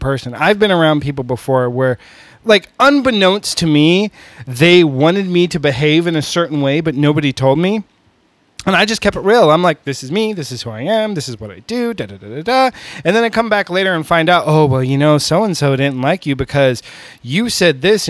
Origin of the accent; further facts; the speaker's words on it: California, United States; now in Houston, United States; I come from California. I'm not part of the Southern culture